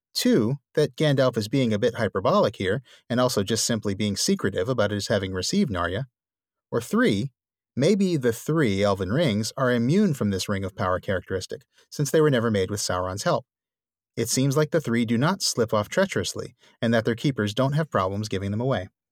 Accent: New Orleans, Louisiana, United States; my hometown of New Orleans

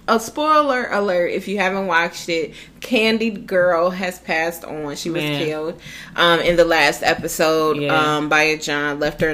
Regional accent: Midwest, United States; Being that we're from the Midwest, the gay lifestyle is not embraced like that.

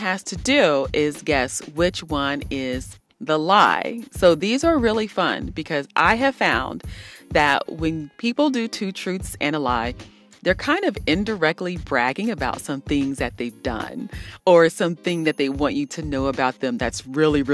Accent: Columbus, Ohio, United States; I'm from Columbus, Ohio.

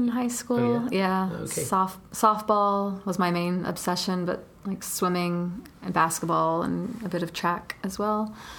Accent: Atlanta, Georgia, United States; I grew up in Atlanta.

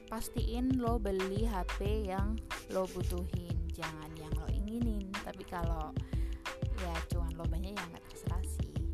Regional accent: Semarang, Central Java, Indonesia; dan gue dari kota Semarang.

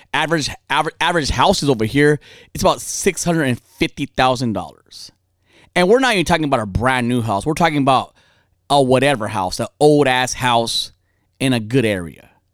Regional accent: California, United States; I'm from over here, born and raised.

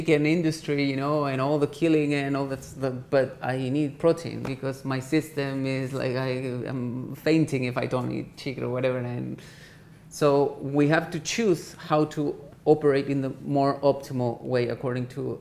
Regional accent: Chile; moved away; being Chilean

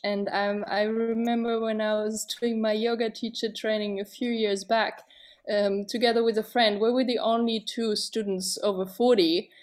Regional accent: Germany; growing up in Germany, when I was a teenager, fourteen, fifteen

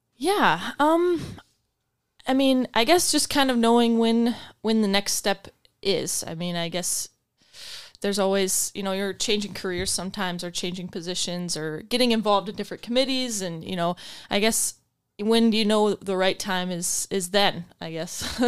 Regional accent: Grand Rapids, Michigan, United States; I am from Grand Rapids. I went to Catholic Central

